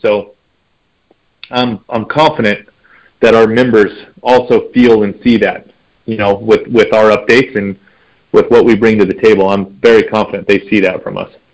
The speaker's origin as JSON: {"language": "English", "region": "Nevada", "country": "United States", "tie": "born or raised there", "said": "I just love hunting in my home state"}